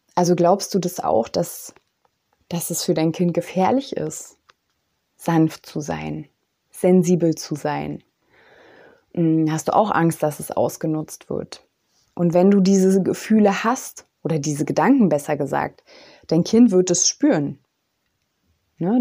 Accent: East Germany, Germany; ich bin ja aus dem Osten

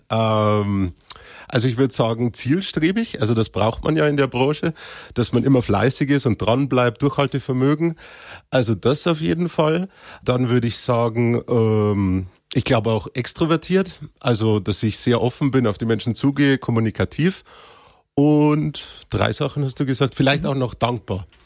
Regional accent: Cham, Bavaria, Germany; born there; Äh, aber ich bin in Kam selber äh, geboren, ja.

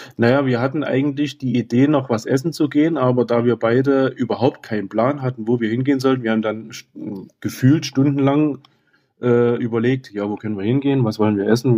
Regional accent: Oederan, Saxony, Germany; ich komme aus Öderan.

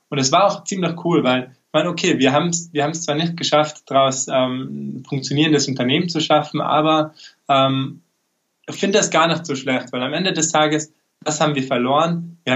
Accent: Tyrol, Austria; wie schon angekündigt.

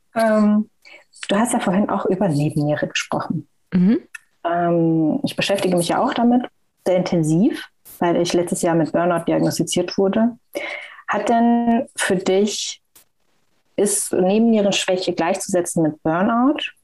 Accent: Frankfurt, Hesse, Germany; ich bin aus Frankfurt

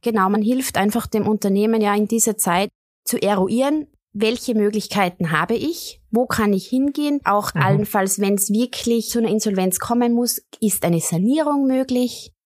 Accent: Tyrol, Austria; meine Heimat und an meine Wurzeln

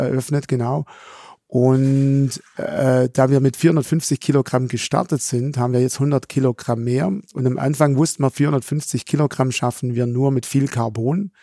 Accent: Swabian Jura, Baden-Württemberg, Germany; accent: Swabian; also born or lived in Esslingen; ich komme ursprünglich, der Dialekt verrät's im Hintergrund, von der schwäbischen Alb

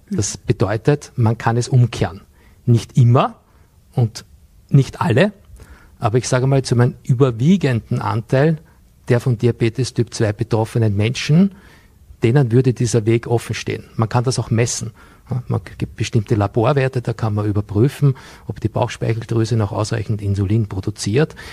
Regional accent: Bregenz, Vorarlberg, Austria; Vor vielen Jahren ging ich hier in Bregenz zur Schule, auch wenn man das an meinem Dialekt nicht mehr hören kann.

